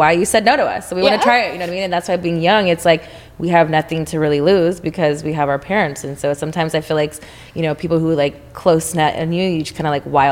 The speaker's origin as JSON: {"language": "English", "region": "Texas", "country": "United States", "moved": "yes", "lives_now": "Los Angeles, United States", "said": "I'm from Texas"}